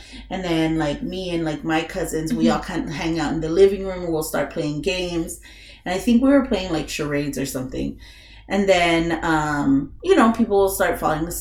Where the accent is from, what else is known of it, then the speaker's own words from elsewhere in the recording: California, United States; moved away; I'm from California